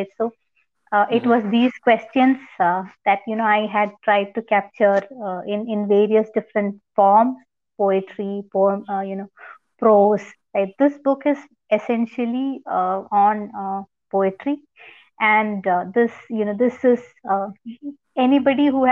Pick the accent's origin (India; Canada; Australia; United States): India; from India